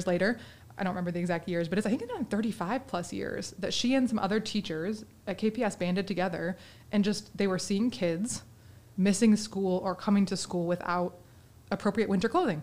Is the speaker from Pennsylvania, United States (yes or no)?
no; Vicksburg, Michigan, United States; I grew up in Vicksburg and in the Vicksburg school system